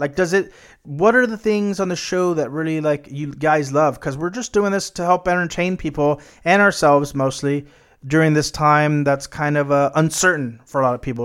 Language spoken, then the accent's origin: English; United States; as an American